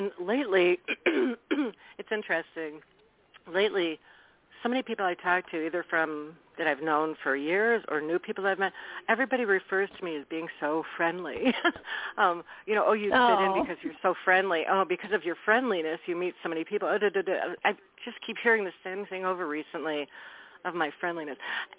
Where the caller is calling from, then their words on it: Wisconsin, United States; This is …. I'm calling from Wisconsin.